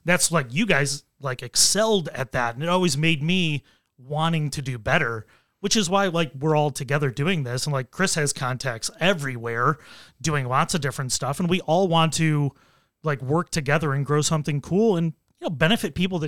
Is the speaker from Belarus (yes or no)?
no; Nigeria; We are Nigerian. We do jollof the best.